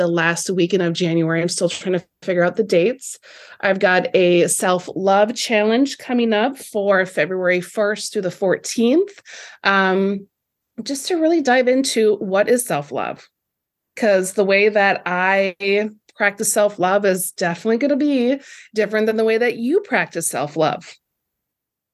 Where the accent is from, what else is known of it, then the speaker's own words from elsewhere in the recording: Lake City, Minnesota, United States; I'm also expanding down in Lake City here in my hometown